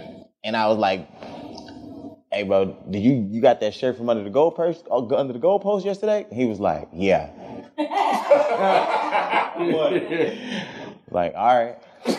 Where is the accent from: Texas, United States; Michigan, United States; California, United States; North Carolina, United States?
Texas, United States; Quail Valley; I was in Quail Valley.